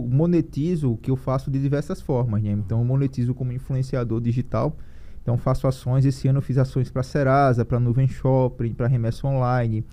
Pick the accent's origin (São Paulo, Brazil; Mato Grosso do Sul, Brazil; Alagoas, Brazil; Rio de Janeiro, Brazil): Alagoas, Brazil; Piranhas; also born or lived in Maceió; lá onde eu, eu, eu, nasci, que é próximo de Piranhas, onde tem os, os cânions de São Francisco